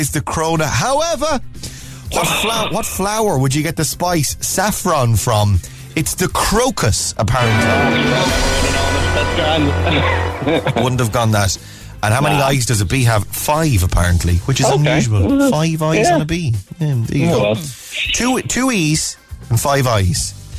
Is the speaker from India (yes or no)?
no; Cork, Munster, Ireland; I'm not a doctor, but I am from Cork.